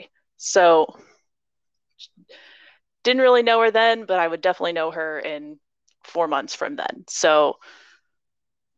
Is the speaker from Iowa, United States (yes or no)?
yes; Iowa, United States; I grew up in Iowa